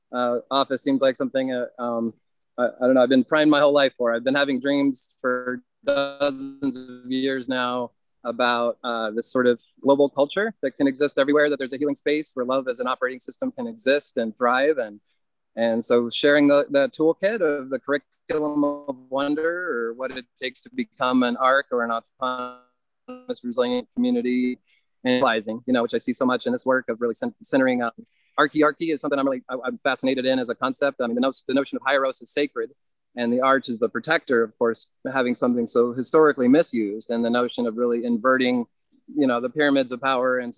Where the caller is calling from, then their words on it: North Carolina, United States; I'm at a 67 acre uh, nature retreat um, and chocolate factory uh, outside of Asheville, North Carolina.